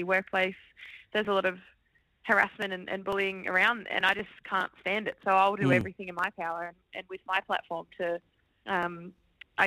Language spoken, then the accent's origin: English; Brisbane, Queensland, Australia; growing up in Brisbane